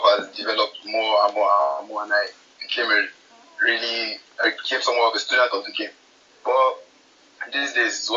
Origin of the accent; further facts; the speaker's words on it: Nigeria; I'm from Nigeria